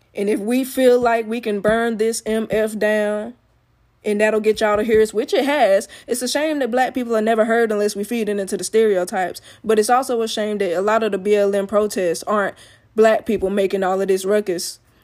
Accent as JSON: {"language": "English", "region": "Alabama", "country": "United States", "said": "I'm from Alabama."}